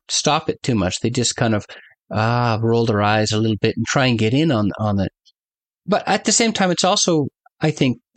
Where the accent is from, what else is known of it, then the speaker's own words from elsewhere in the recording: Canada; as a Canadian